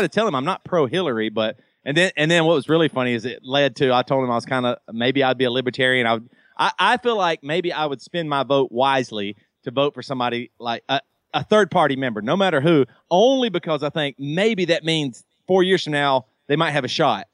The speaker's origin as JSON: {"language": "English", "region": "the South", "country": "United States", "tie": "born or raised there", "said": "I grew up in the South, and fried chicken is like in my blood."}